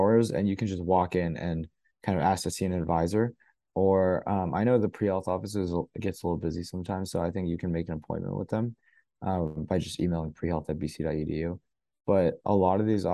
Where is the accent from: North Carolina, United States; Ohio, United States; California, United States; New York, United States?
North Carolina, United States; moved away as an adult; now in Boston, United States; I'm from North Carolina, so a little bit ways away in the South.